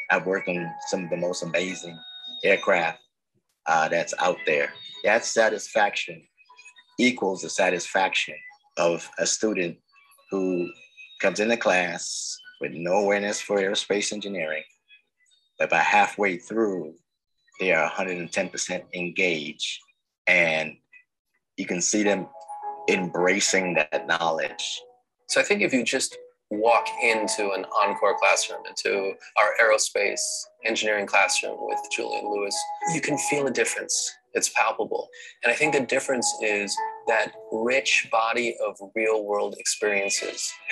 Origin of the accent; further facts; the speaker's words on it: New York City, New York, United States; I grew up in the South Bronx.